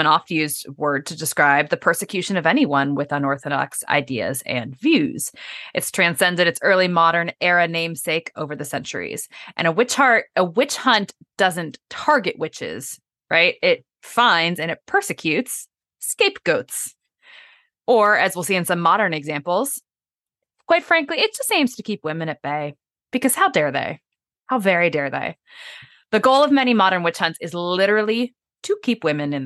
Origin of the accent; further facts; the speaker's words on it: Midwest, United States; privileged white girl growing up in the Midwest